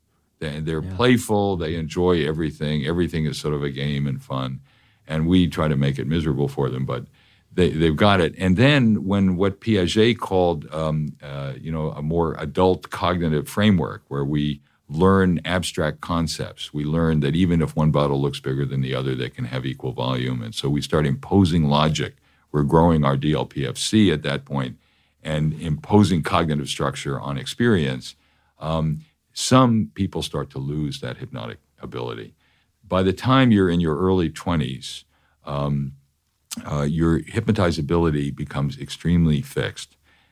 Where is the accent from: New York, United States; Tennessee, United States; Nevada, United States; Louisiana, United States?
New York, United States; I'm a New Yorker.